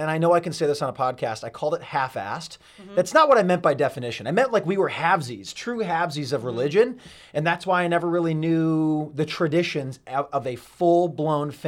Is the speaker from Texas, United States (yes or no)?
no; Burlington, Connecticut, United States; moved away; Born and raised in Burlington, Connecticut.